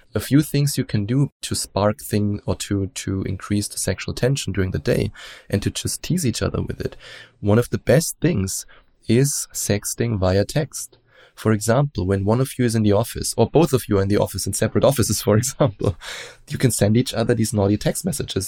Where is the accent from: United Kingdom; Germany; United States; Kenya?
Germany; accent: German; English is a second language; as you probably hear from my accent, I'm German. And we Germans, we are raised in a very open-minded way